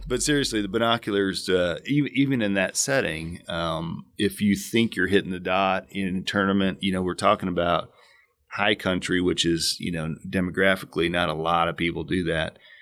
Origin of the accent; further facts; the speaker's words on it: Illinois, United States; moved away as an adult; also born or lived in West Coast; now in Arizona, United States; I grew up in Illinois, deer hunted